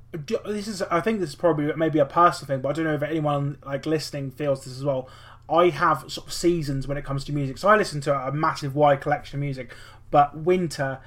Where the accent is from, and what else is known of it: United Kingdom